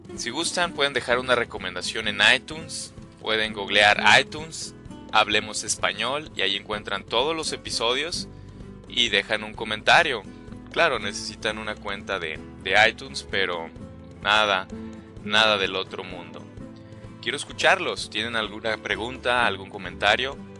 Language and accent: Spanish; Mexico; estas expresiones que usamos como mexicanos